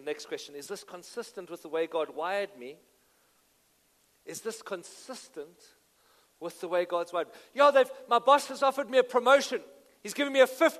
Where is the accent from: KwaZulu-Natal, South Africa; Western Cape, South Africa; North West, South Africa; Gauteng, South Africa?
Gauteng, South Africa; Benoni; I'm from Benoni. I love Benoni.